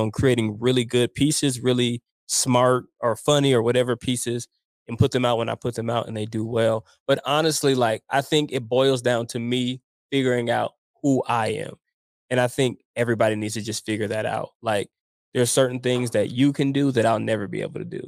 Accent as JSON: {"language": "English", "town": "Denver", "region": "Colorado", "country": "United States", "tie": "born or raised there", "said": "growing up in Montbello with my friends and my family"}